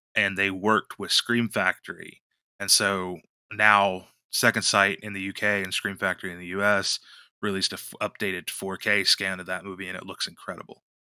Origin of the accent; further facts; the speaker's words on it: West Virginia, United States; I'm from West Virginia